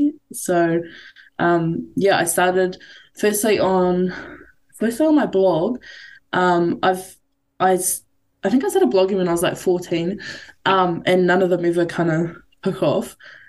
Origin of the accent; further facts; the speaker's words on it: Napier, Hawke's Bay, New Zealand; also born or lived in Tokoroa; now in Hamilton, New Zealand; I grew up in Napier, and then I moved to Tokoroa, and then I moved to Hamilton for uni.